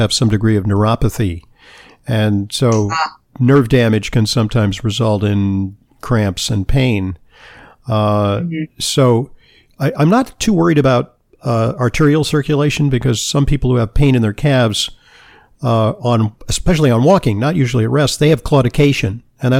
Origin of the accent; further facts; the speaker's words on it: Southern California, United States; I grew up in Southern California